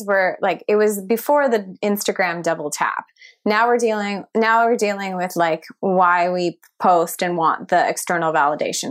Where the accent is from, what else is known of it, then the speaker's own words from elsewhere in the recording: Ottawa, Ontario, Canada; also born or lived in Toronto; returning back to this city that is just so much more quiet